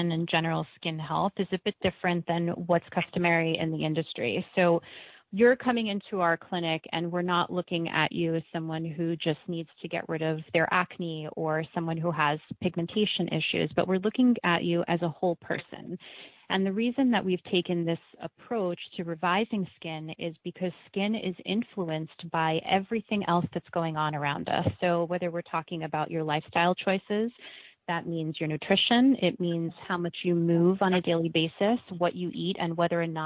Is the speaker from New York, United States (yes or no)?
yes; New York, United States; I, too, am a native New Yorker, born and raised